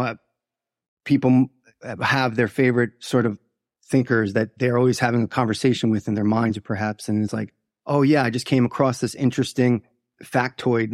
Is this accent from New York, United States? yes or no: yes; Long Island, New York, United States; I was born in, uh, Long Island, New York, and was raised by two Irish immigrants who came to New York and opened bars